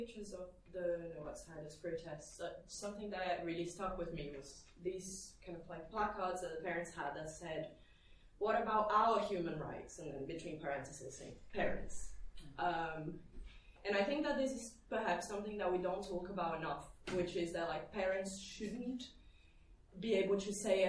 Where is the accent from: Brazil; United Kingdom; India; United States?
United Kingdom; Haringey, London; I'm from Haringey